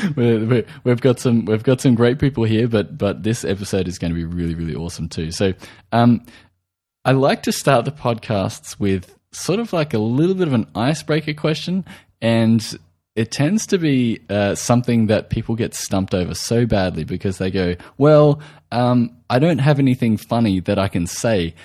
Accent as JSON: {"language": "English", "country": "Australia", "accent": "Australian"}